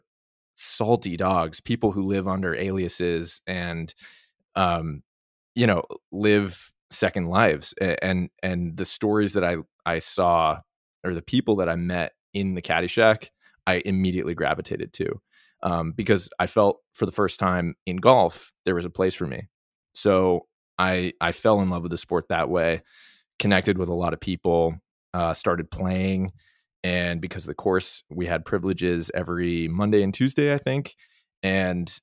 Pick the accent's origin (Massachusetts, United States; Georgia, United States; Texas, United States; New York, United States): Massachusetts, United States; outside of Boston; I grew up outside of Boston with not a lot of money